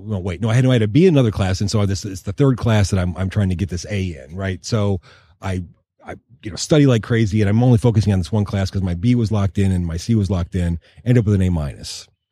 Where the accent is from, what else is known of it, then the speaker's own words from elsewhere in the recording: Westland, Michigan, United States; we grew up in City Westland, really in the shadow of the hood.